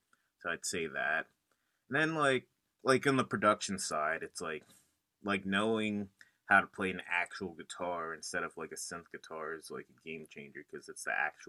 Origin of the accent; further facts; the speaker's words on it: York, Pennsylvania, United States; now in Philadelphia, United States; From like York, PA. It's like 2 hours away from Philly.